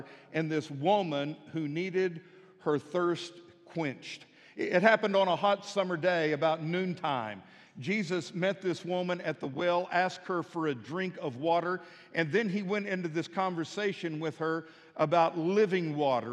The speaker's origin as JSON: {"language": "English", "town": "Midland", "region": "Texas", "country": "United States", "tie": "born or raised there", "moved": "yes", "lives_now": "Fort Smith, United States", "said": "I grew up in Midland, Texas, out in the country"}